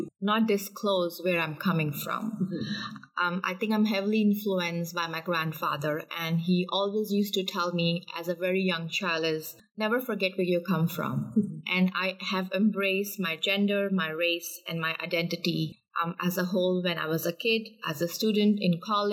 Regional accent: India; moved away as an adult; now in Canada; I was born and brought up in India.

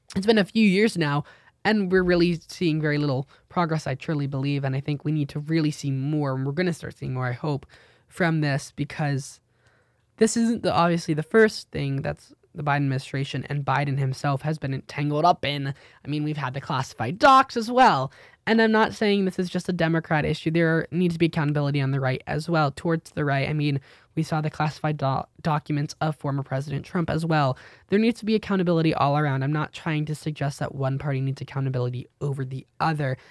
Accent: United States; I'm an American

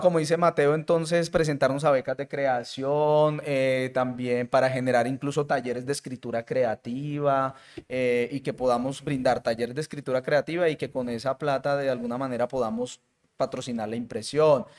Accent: Colombian Caribbean coast, Caribbean Region, Colombia; now in Medellín, Colombia; yo soy costeño

